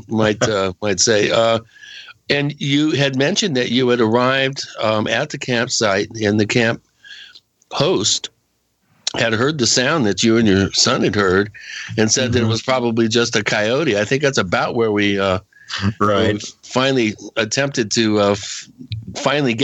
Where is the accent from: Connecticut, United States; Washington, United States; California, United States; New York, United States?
Washington, United States; Western; I grew up out there in Western Washington